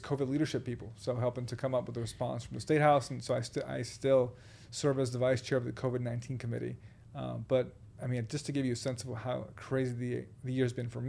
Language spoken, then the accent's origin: English; Boston, Massachusetts, United States; also born or lived in Puerto Rico; I grew up in Boston for a number of years. I was born in Puerto Rico, and my experiences in Boston, particularly as a person of color growing up in Roxbury